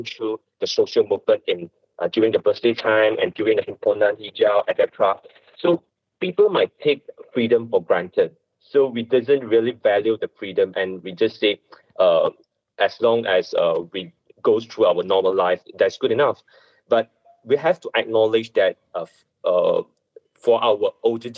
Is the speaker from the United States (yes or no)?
no; Malaysia; I'm not just doing for Chinese, I'm doing as a Malaysian